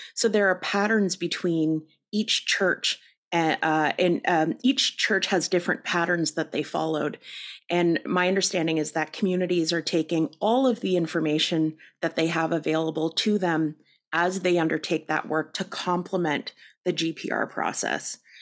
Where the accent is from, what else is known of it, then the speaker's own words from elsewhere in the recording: Canada; we're too Canadian